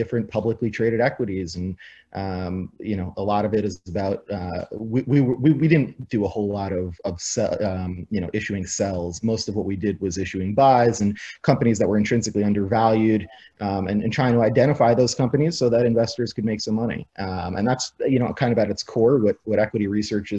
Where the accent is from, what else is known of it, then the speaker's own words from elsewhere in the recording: New York, United States; moved away as an adult; also born or lived in Arizona; I grew up in New York as a big New York sports fan